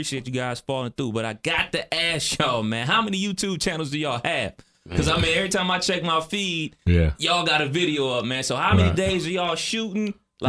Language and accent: English; Cleveland, Ohio, United States; I'm from Cleveland.